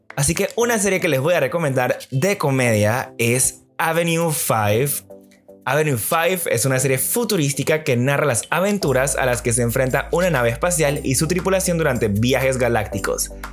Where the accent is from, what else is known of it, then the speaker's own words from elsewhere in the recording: Panama; quiénes somos como panameños